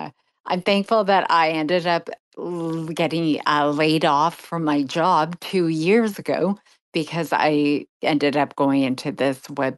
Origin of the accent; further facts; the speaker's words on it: Toronto, Ontario, Canada; also born or lived in Montreal; I'm close to Montreal. I'm from Toronto. My mom is from Montreal. I grew up going back and forth, Toronto, Montreal.